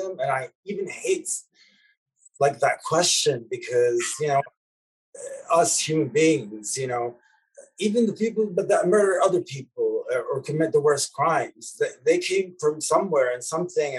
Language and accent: English; Lebanon; moved away; me growing up in Lebanon in the 80s